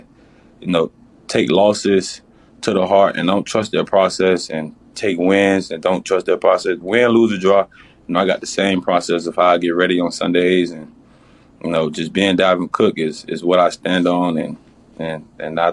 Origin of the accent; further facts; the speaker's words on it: Miami, Florida, United States; moved away; I'm from Miami